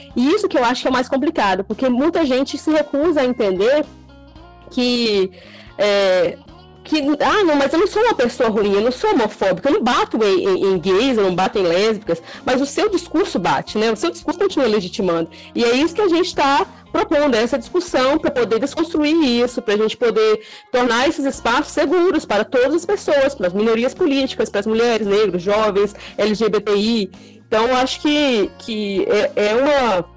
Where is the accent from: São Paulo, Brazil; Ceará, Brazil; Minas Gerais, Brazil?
Minas Gerais, Brazil; interior of; now in Vila Velha, Brazil; eu sou do interior de Minas, mas eu moro há mais de 10 anos, vai fazer mais de 10 anos, né, no, no Espírito Santo, aqui em Vila Velha